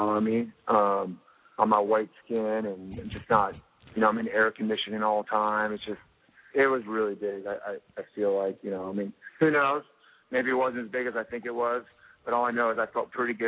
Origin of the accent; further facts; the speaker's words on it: Costa Mesa, California, United States; I'm from Costa Mesa.